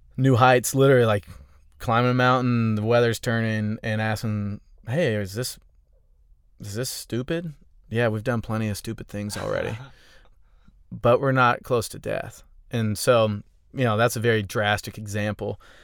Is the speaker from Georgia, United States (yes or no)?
yes; Augusta, Georgia, United States; now in Austin, United States; I'm from Augusta